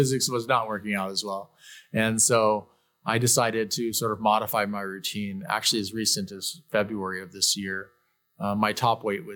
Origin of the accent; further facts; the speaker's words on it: Mesa, Arizona, United States; I was born and raised in Mesa, Arizona